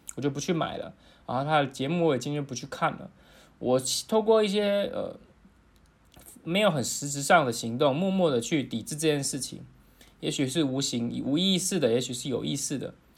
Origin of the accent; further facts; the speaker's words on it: Taiwan; 作为一个台湾人